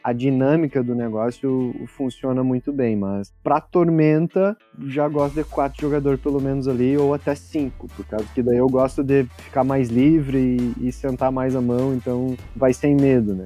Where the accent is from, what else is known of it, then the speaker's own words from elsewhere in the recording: São Luiz Gonzaga, Rio Grande do Sul, Brazil; a última cidade era São Luís Gonzaga, que era a nossa cidade